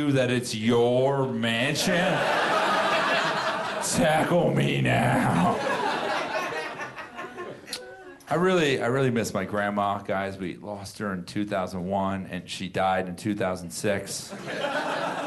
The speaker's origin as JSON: {"language": "English", "region": "Florida", "country": "United States", "said": "I'm from Florida. That's where I'm from"}